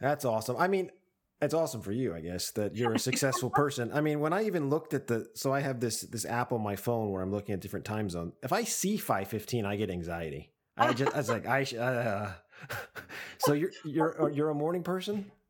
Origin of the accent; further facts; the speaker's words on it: United States; now in Japan; as an American